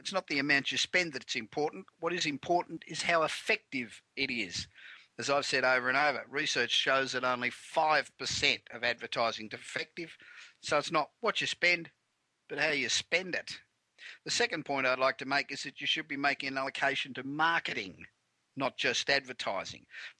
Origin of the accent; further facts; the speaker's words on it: Los Angeles, California, United States; the straight-talking business show that's coming to you this week from my hometown of Los Angeles.